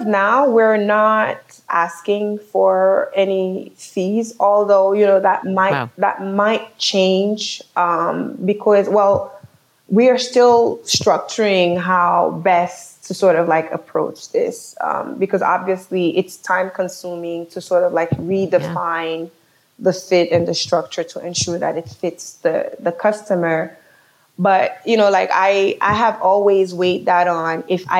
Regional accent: New York City, New York, United States; also born or lived in Haiti; being born in Haiti and growing up in New York City.

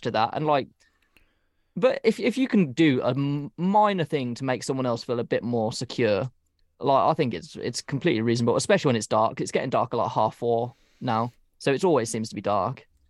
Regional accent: United Kingdom; we're British

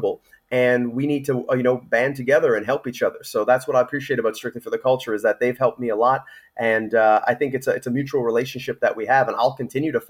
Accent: Canada; as a Canadian

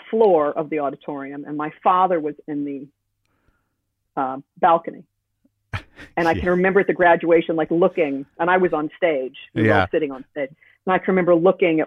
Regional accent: New York City, New York, United States; now in Connecticut, United States; I was born in Manhattan and grew up in Manhattan.

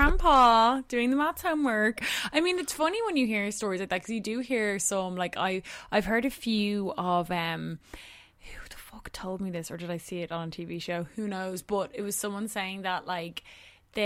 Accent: Ireland; as Irish people we don't really have basements

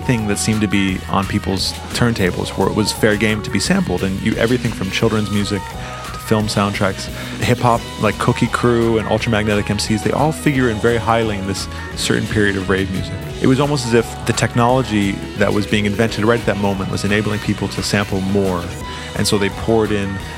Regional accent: Los Angeles, California, United States; growing up in Los Angeles

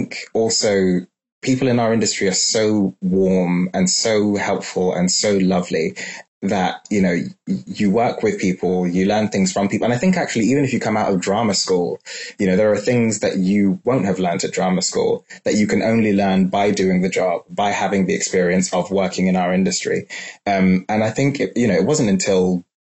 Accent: London, United Kingdom; growing up in London

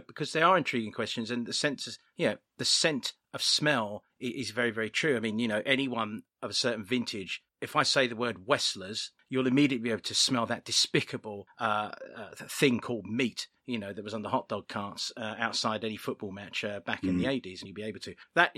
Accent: United Kingdom; I'm British.

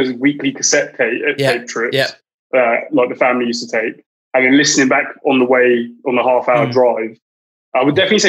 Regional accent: Reading, South East England, United Kingdom; I grew up in Reading

